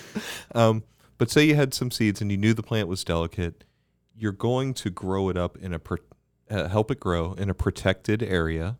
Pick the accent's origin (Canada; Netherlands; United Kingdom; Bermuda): Bermuda; Growing up in Bermuda